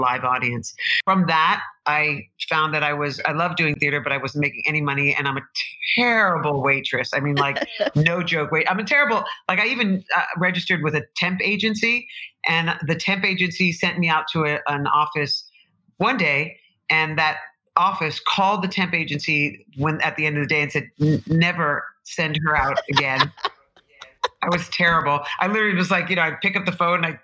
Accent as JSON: {"language": "English", "town": "New York City", "region": "New York", "country": "United States", "tie": "born or raised there", "also_born_or_lived": "Boston", "said": "I'm a New Yorker, native New Yorker, Greenwich Village."}